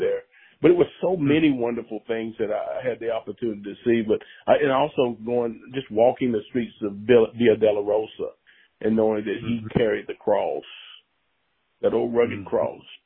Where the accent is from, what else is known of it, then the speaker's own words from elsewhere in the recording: United States; being American, you know, and being an African American